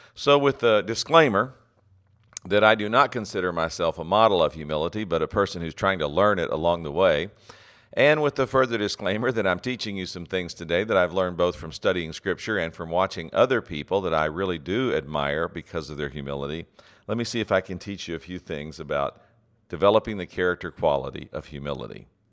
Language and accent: English; West Texas, United States; I grew up in West Texas